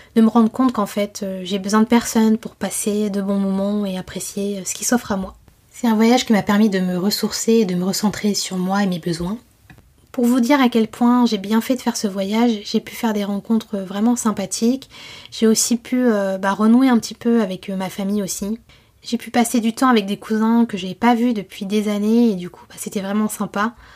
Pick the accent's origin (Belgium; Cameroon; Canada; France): France; Je suis née en France et j'ai passé la quasi-totalité de ma vie euh, en France.